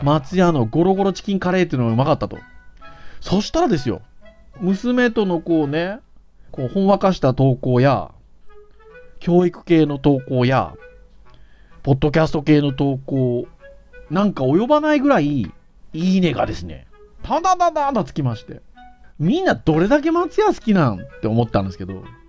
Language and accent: Japanese; Fukuoka, Japan; 私福岡県民なので